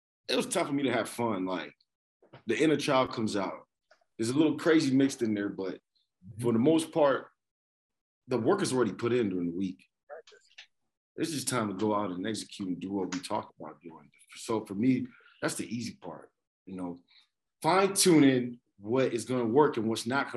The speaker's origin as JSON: {"language": "English", "region": "Lagos", "country": "Nigeria", "tie": "born or raised there", "moved": "yes", "lives_now": "Canada", "said": "I grew up in Lagos, Nigeria"}